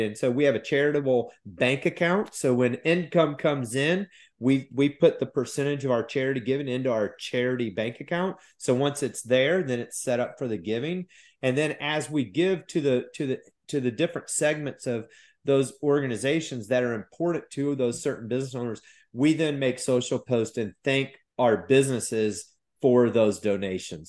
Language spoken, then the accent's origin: English; Midwest, United States; now in South Carolina, United States; I grew up in the Midwest